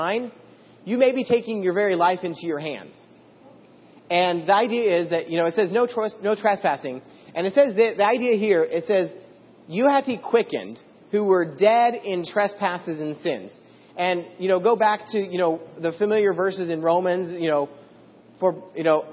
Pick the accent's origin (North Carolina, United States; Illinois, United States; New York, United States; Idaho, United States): Idaho, United States; I grew up in Idaho and there's a lot of farmland